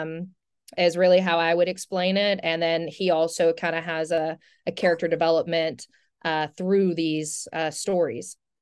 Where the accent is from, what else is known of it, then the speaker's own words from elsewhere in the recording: St. Simons Island, Georgia, United States; moved away; I'm from Saint Simon's Island